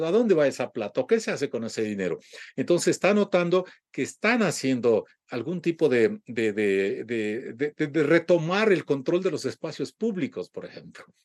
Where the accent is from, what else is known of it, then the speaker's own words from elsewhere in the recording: Ecuador; muchos ecuatorianos estamos